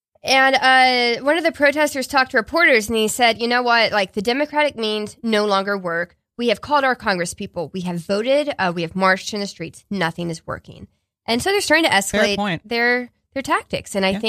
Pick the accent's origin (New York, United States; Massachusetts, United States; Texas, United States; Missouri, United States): Texas, United States; Houston; my hometown of Houston